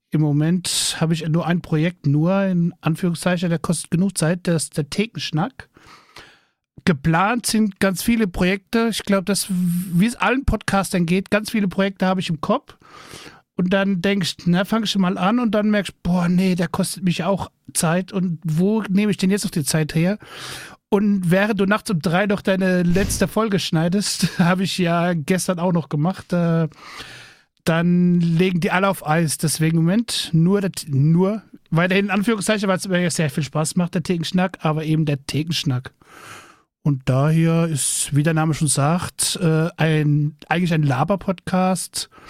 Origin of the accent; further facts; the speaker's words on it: Rhineland-Palatinate, Germany; Ja, ich komme aus dem fernen Rheinland-Pfalz.